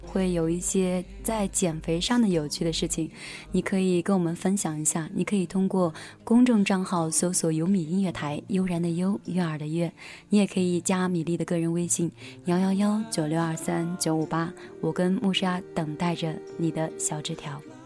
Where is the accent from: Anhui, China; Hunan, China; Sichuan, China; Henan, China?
Anhui, China; moved away as an adult; also born or lived in Xi'an, Shaanxi; now in Xinjiang, China; 我是安徽人嘛，然后后来又在西安上的学